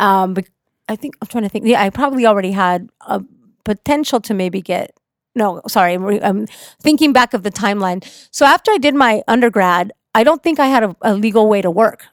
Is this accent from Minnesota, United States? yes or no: no; Orange County, California, United States; also born or lived in Mexico; I'm a Mexican immigrant that came to the country when I was four years old. I grew up in Orange County, which is very conservative